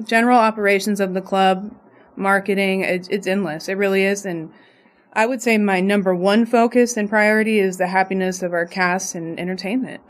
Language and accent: English; Las Vegas, Nevada, United States; I'm born and raised in Las Vegas